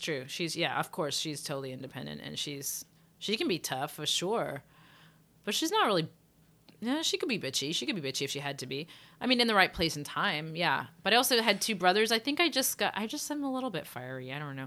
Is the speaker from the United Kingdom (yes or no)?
yes; England, United Kingdom; moved away; I grew up in England.